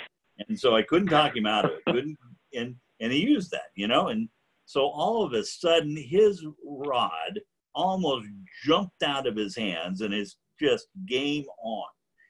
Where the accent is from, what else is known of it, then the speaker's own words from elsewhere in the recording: McKenzie River, Oregon, United States; I grew up on the Mackenzie